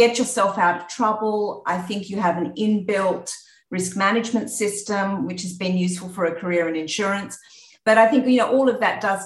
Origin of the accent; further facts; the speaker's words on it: country New South Wales, Australia; moved away as an adult; now in Singapore; So I grew up in Australia, as you can probably hear from the accent. Grew up in Australia in country New South Wales.